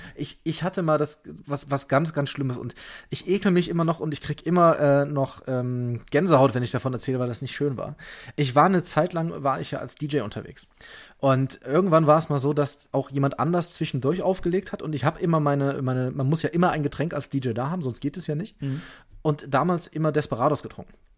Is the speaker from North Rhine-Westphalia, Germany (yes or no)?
yes; Leverkusen, North Rhine-Westphalia, Germany; now in Bavaria, Germany; ich bin aber gebürtiger Leverkusener und damit ja fast Kölner